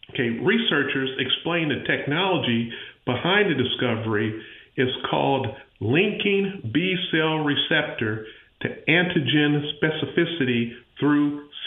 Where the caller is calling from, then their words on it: Pensacola, Florida, United States; I'm calling from Pensacola, Florida